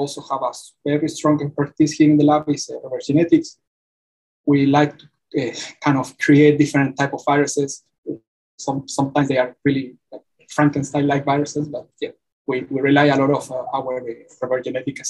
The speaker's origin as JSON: {"language": "English", "country": "Chile", "tie": "born or raised there", "moved": "as an adult", "lives_now": "Georgia, United States", "said": "I got my PhD back in my home country, which is Chile"}